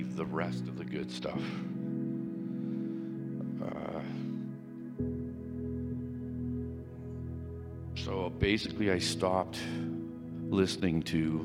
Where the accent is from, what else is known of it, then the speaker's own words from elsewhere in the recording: Ontario, Canada; I grew up in Ontario